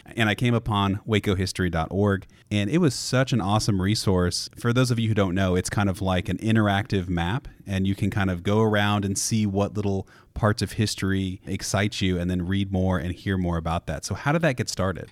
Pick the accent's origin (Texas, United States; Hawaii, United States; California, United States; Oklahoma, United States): Oklahoma, United States; Tulsa; now in Waco, United States; I'm originally from Tulsa, Oklahoma, but a lot of my family is from Waco